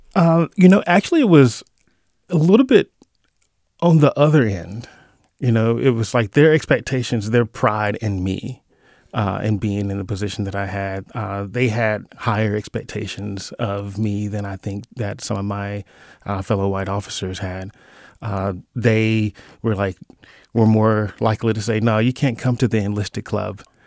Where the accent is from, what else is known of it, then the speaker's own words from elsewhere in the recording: Mississippi, United States; moved away as an adult; now in California, United States; I'm from Mississippi, grew up in a small town